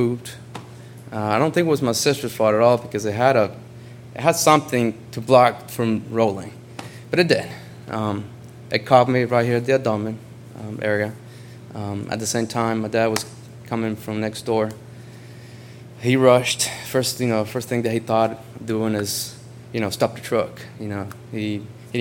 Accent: Honduras; moved away; I'm originally from Honduras

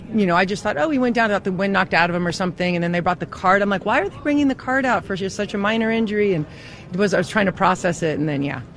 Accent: Denver, Colorado, United States; I'm from Denver

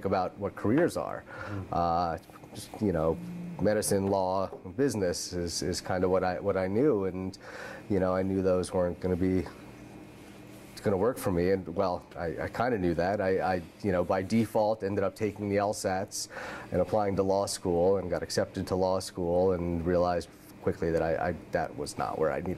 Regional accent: New York, United States; moved away as an adult; now in Oregon, United States; growing up in New York

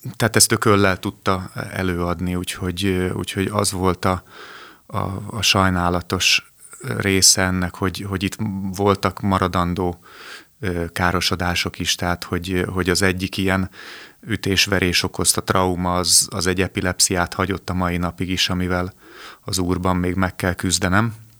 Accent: Budapest, Hungary; A 12. kerületben születtem, ott is nőttem föl

